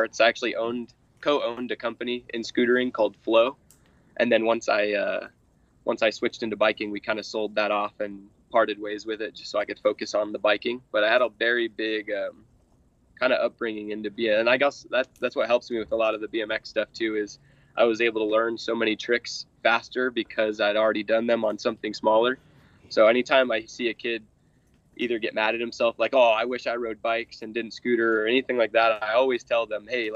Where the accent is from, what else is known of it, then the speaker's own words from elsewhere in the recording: Lancaster, California, United States; now in Lake Havasu City, United States; I grew up in Lancaster, California